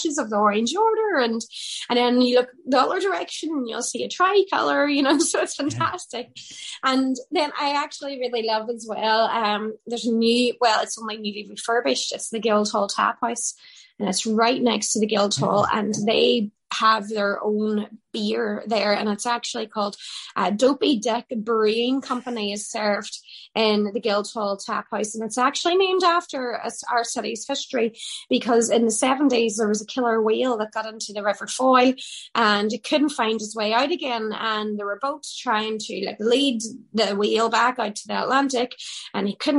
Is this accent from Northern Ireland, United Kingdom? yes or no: yes; Derry, Northern Ireland, United Kingdom; it's a great trait that we have here in Derry